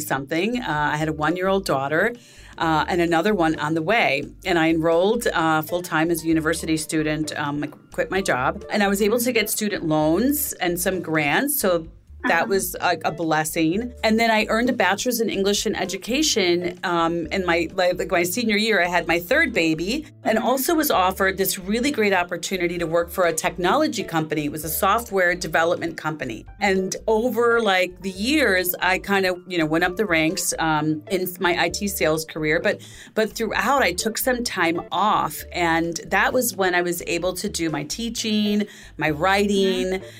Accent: Chicago, Illinois, United States; I was raised on the south side of Chicago by immigrant parents, my father from Haiti and my mother from Puerto Rico

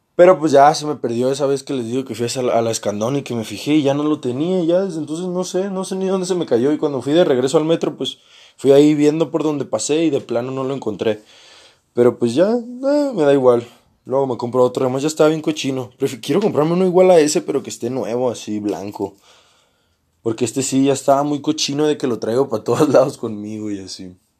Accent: Mazatlán, Sinaloa, Mexico; yo también soy de Sinaloa. Pero él no era de la misma ciudad que yo. Él era de Los Mochis y yo soy de Mazatlán

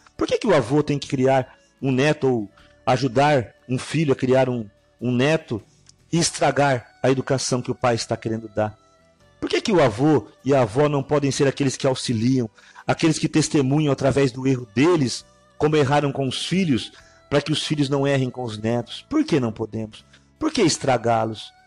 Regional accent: Brazil; Nós que somos aqui do Brasil

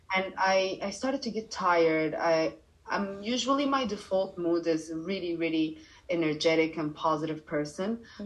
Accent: Cairo, Cairo Governorate, Egypt; English is a second language; also born or lived in Dubai, United Arab Emirates; now in Bali, Indonesia; I grew up in Cairo, and then I moved to Dubai

